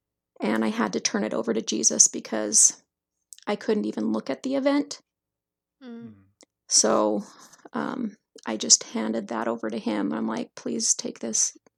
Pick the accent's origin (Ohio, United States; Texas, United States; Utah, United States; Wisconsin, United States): Utah, United States; Salt Lake City; born there; So if you want to start where I was born in Salt Lake